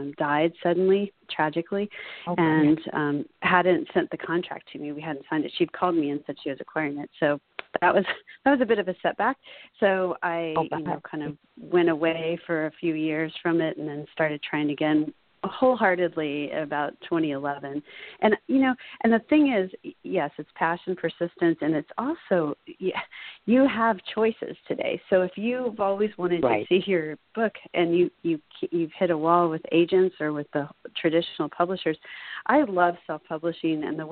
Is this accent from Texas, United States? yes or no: no; Laguna Beach, California, United States; Laguna Beach, my hometown